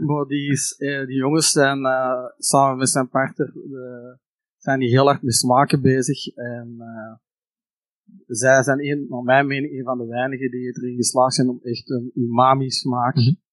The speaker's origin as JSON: {"language": "Dutch", "area": "Antwerp Campine", "region": "Flanders", "country": "Belgium", "said": "ik ben zelf van de Antwerpse Kempen"}